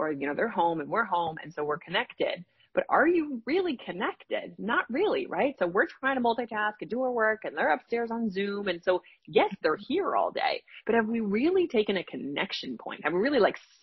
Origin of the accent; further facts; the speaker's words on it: New Jersey, United States; I live in New Jersey. I'm from New Jersey, and my father worked in the city, and he would commute home